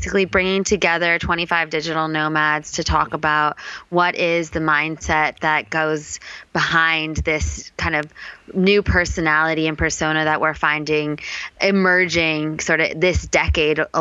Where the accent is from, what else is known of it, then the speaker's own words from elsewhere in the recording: Palo Alto, California, United States; moved away as an adult; also born or lived in New York / Boulder, Colorado / Vietnam; now in Chiang Mai, Thailand; I grew up in the Bay Area of California